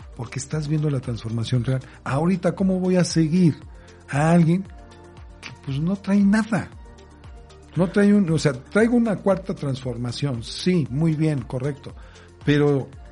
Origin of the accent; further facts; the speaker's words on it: Mexico; como buen mexicano